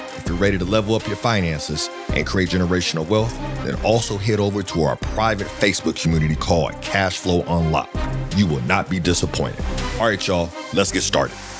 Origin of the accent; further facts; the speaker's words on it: Akron, Ohio, United States; I'm a kid from Akron